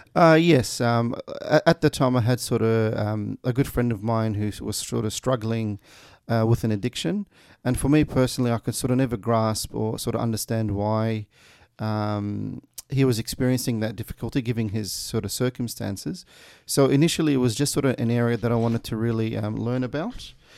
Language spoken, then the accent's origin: English; Melbourne, Victoria, Australia; also born or lived in Kuwait / Meadow Heights, Broadmeadows / Craigieburn; I grew up in Brunswick um, in the late nineties. Uh, I came to Australia uh, during that time from Kuwait